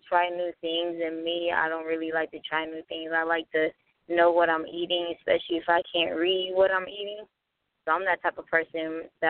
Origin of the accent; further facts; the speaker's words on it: Detroit, Michigan, United States; moved away as an adult; I'm from Detroit, so, you know, I had to get away from, you know, the whole gangbanging lifestyle